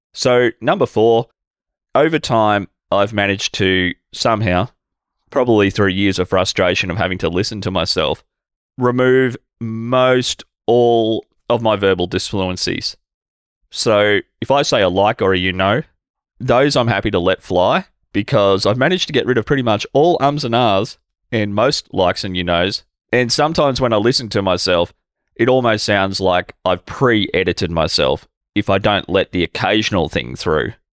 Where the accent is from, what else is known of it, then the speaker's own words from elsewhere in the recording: Albury, New South Wales, Australia; my hometown here in Albury-Wodonga, Australia